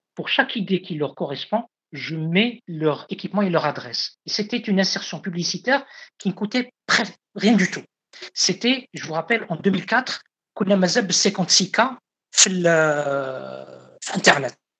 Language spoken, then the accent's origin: French; Algeria; ici, chez moi, en Algérie